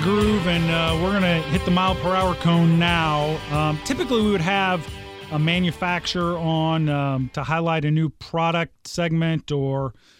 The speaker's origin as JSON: {"language": "English", "region": "Southern Illinois", "country": "United States", "tie": "born or raised there", "moved": "yes", "lives_now": "Indianapolis, United States", "said": "I was raised in Southern Illinois."}